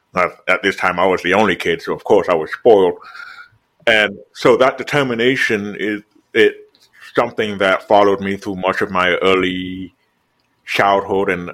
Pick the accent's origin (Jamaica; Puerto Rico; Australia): Jamaica; now in United States; I was born in Jamaica